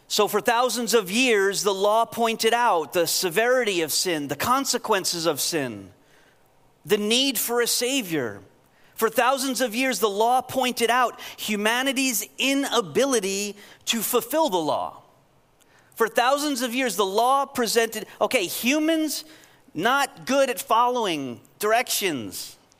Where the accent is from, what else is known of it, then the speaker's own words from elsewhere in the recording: New York, United States; I'm from New York